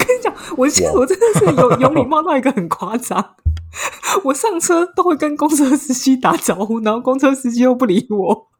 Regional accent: Taiwan; now in Paris, France; 我回台湾

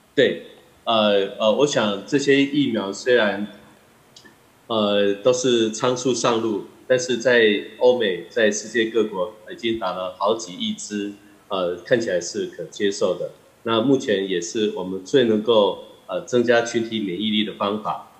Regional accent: Taiwan; 我们台湾人民的素质很高

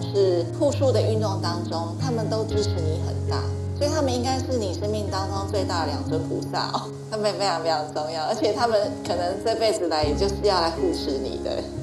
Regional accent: Taipei, Taiwan; also born or lived in United States; now in Kaohsiung, Taiwan; 因为我台北人

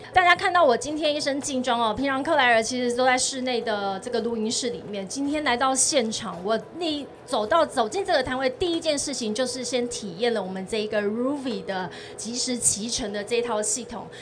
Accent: Tainan, Taiwan; 来到云嘉南，也是我的故乡

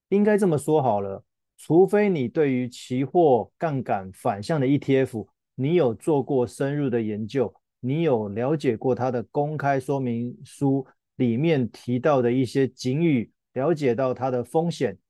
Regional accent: Taiwan; 我们台湾人

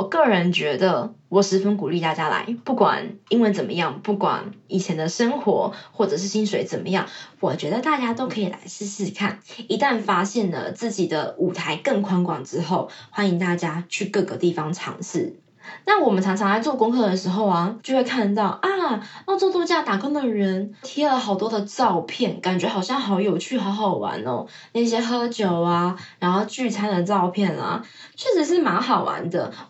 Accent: Taiwan; now in Australia; 就觉得哇，原来不是只有我们台湾人这样想

